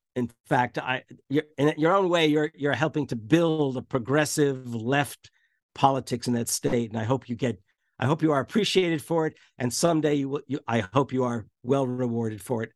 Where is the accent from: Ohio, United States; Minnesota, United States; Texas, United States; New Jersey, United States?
New Jersey, United States; especially as a Jersey boy, though I was from North Jersey